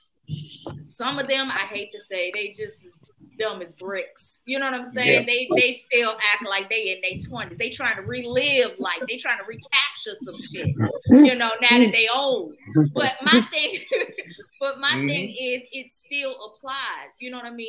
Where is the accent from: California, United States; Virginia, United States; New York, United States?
Virginia, United States; moved away; I'm from Virginia